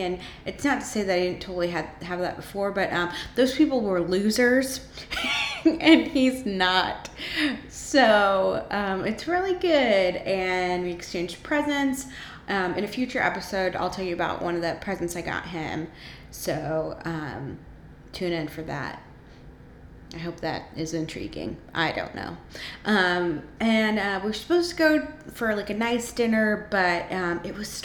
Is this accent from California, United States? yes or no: yes; Monterey, California, United States; We grew up together in Monterey